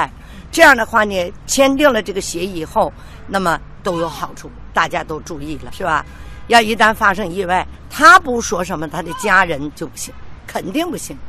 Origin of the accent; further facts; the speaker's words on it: Heilongjiang, China; 一段唱我的家乡新乡房，一段唱哈尔滨，一段唱黑龙江。